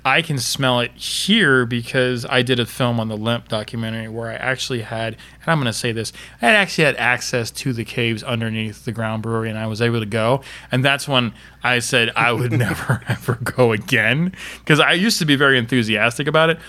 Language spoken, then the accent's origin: English; Florida, United States; I'm from Florida